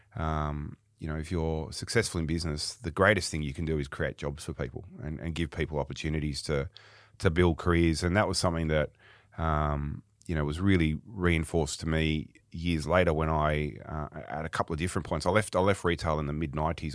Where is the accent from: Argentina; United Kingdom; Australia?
Australia; Sydney, New South Wales; also born or lived in Melbourne; I was born in Sydney, um, and I'll be fifty-one in a few weeks' time, so, um, yeah, just around Father's Day. And, um, grew up in the, in the outer suburbs of Sydney